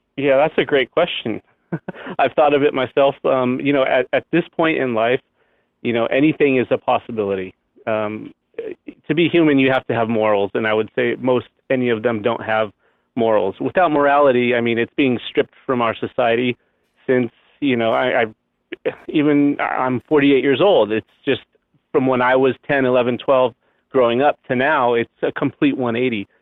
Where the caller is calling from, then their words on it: Temecula, California, United States; I'm calling from Temecula, California